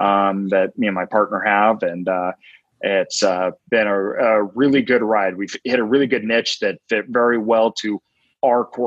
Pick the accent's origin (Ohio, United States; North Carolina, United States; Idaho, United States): Idaho, United States; Boise; So I'm from Boise, Idaho. Kind of born and raised over that way.